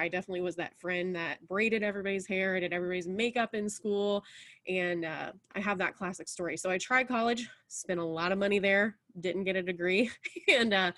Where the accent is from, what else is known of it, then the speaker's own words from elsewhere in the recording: Indianapolis, Indiana, United States; now in Pendleton, United States; I have been in Indiana all of my life and kind of different parts of Indiana. I grew up in Indianapolis